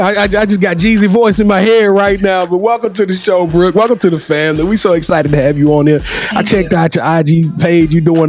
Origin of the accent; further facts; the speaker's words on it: Shreveport, Louisiana, United States; Okay, see, I'm from Shreveport, Louisiana.